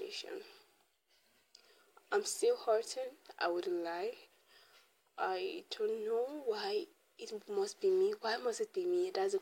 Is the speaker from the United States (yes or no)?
no; Nigeria; growing up in Nigeria, in an African home especially